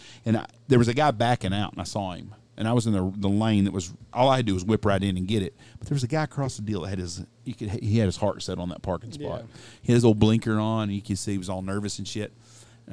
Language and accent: English; Wichita Falls, Texas, United States; now in Knox City, United States; I'm originally from Wichita Falls